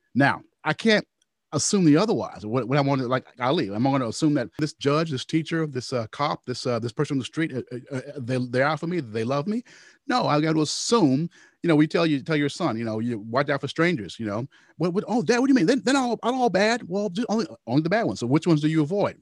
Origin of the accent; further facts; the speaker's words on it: Louisville, Kentucky, United States; my hometown, Louisville